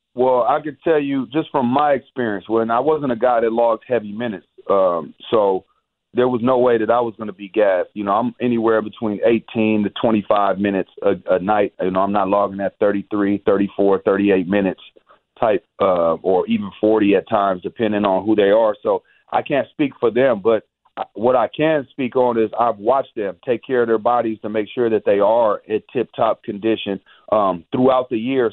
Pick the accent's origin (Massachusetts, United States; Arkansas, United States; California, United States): California, United States; Bay Area; I'm from the Bay Area